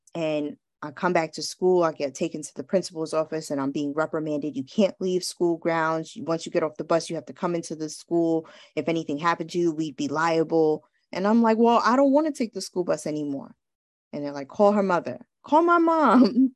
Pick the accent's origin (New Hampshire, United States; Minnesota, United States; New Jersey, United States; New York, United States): New York, United States; New York City; I'm growing up in New York